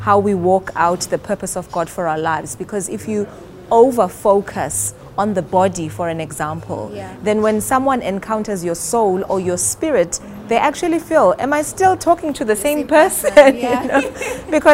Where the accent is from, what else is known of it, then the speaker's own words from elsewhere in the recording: South Africa; also born or lived in Johannesburg; I am South African. Mm-hmm. I am based in Johannesburg